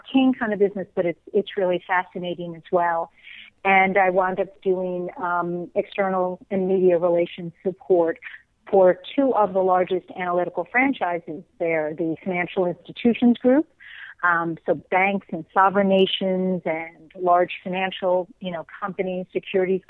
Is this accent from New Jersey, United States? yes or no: yes; northern New Jersey, United States; I was born and raised in New Jersey. I guess you could call me a Jersey girl.